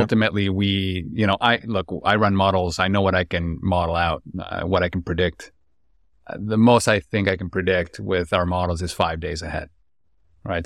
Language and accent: English; Lima, Peru; born and raised in Lima, Peru, a city of ten million people